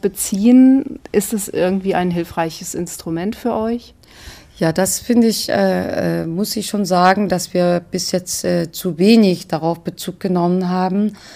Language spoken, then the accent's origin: German; South Korea; now in Germany; eine Koreanerin